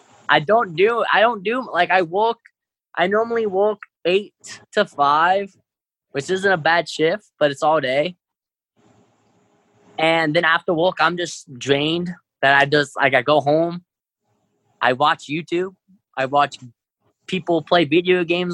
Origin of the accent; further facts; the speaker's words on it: Dayton, Ohio, United States; also born or lived in Chicago, Illinois / California; I lived in Dayton since I was like five